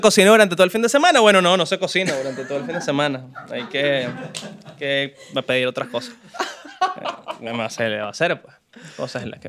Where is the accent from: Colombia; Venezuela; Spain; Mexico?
Venezuela; moved away; soy venezolano